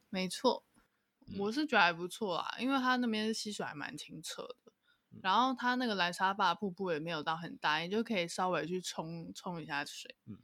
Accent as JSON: {"language": "Chinese", "region": "Taipei", "country": "Taiwan", "said": "我是台北人"}